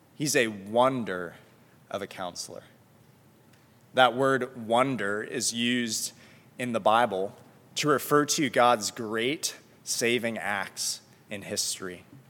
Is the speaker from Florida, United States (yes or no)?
yes; South Florida, United States; moved away; I'm from South Florida